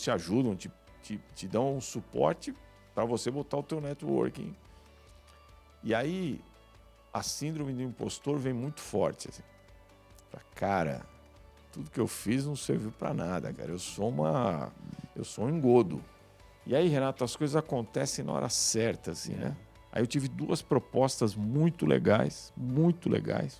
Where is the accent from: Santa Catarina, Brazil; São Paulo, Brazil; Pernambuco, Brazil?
São Paulo, Brazil; eu sou da, da periferia de São Paulo, nasci em São Paulo, no Jaguaré